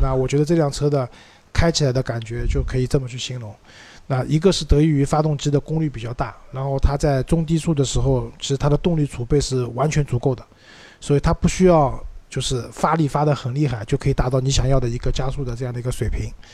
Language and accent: Chinese; Shanghai, China; accent: Shanghainese; 用我们上回话讲